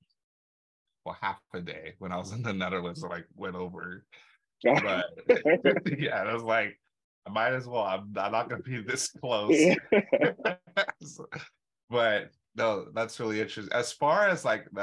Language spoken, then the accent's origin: English; Nigeria; we're both Nigerian.